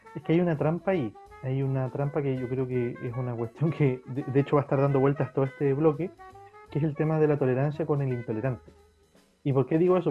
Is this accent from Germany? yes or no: no; Chile